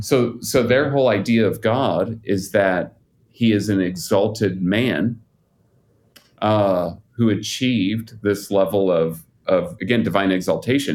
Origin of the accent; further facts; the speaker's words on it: Utah, United States; I'm out here in Utah. I grew up in Utah.